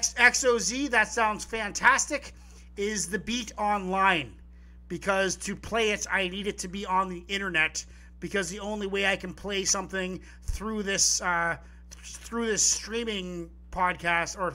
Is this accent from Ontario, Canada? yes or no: no; Vancouver Island, British Columbia, Canada; I'm from Vancouver Island. So we're both BC people.